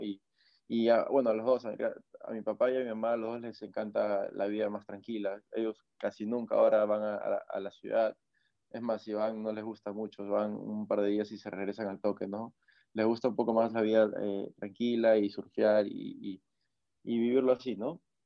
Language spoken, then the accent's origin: Spanish; Máncora, Piura, Peru; also born or lived in Lima, Peru; no nací acá en Máncora, yo nací en Lima, en la capital de, Perú, pero mis papás ya vivían acá en Máncora, entonces a los pocos meses ellos eh, me trajeron para acá, me crié acá